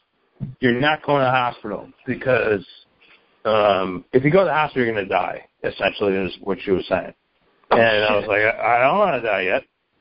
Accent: Bangladesh; Oh, you didn't know that I was from Bangladesh?

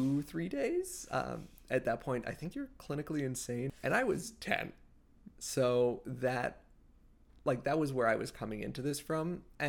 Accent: the South, United States; also born or lived in Israel; now in California, United States; I was raised in the South, and there wasn't as strong of a Jewish community as I think there might have been out here in California.

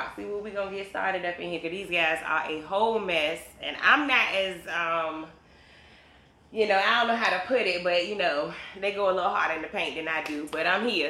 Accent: East of England, United Kingdom; I am originally from Suffolk.

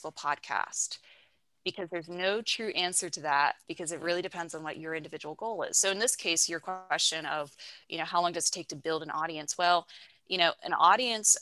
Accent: West Virginia, United States; moved away as an adult; now in Charlotte, United States; I'm originally from West Virginia

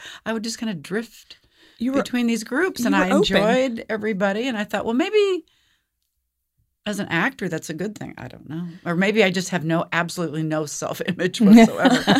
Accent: Seattle, Washington, United States; I was born in Seattle, Washington. Born and raised in Seattle.

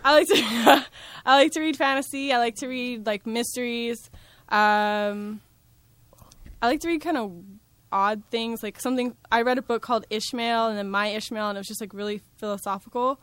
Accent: Santa Ana, California, United States; I grew up in Santa Ana.

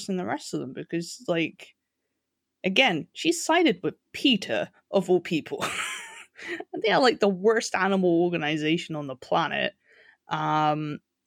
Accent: England, United Kingdom; I'm here as the English representative

